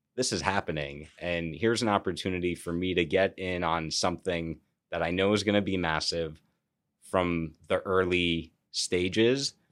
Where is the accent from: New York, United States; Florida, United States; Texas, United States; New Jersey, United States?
New York, United States; also born or lived in California; as a New Yorker